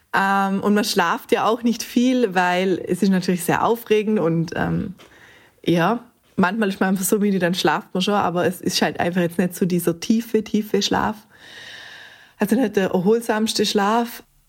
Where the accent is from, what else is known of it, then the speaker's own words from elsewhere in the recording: Montafon, Vorarlberg, Austria; komme aus dem schönen Montafon